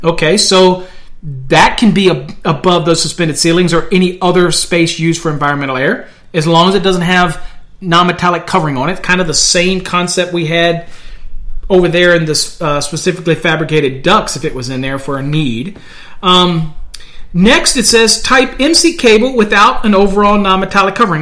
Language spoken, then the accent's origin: English; Virginia, United States; now in Texas, United States; I'm from Virginia